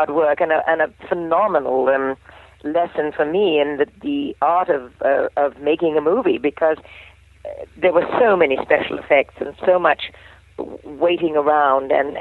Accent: England, United Kingdom; I'm an English gal

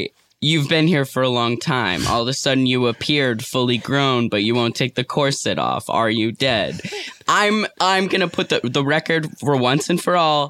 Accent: New York City, New York, United States; Yeah, I was raised by artists in New York City.

